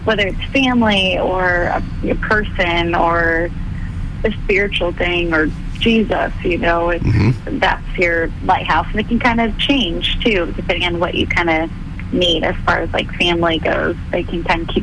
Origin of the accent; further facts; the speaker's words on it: Clearwater, Florida, United States; moved away as an adult; now in Nashville, United States; my hometown theater. It's called the Capitol Theater in Clearwater.